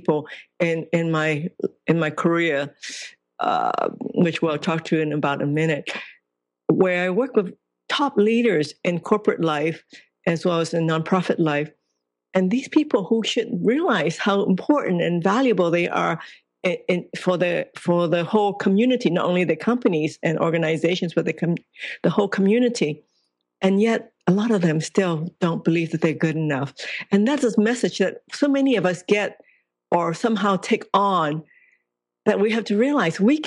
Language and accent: English; Hong Kong; I was born in Hong Kong